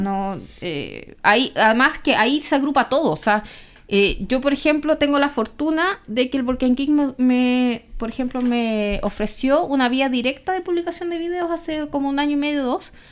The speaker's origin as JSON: {"language": "Spanish", "country": "Chile", "said": "de Chile"}